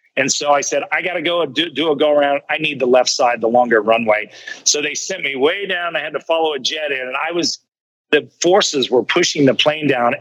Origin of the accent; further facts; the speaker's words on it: Kansas City, United States; moved away; the barbecue I grew up with back in Kansas City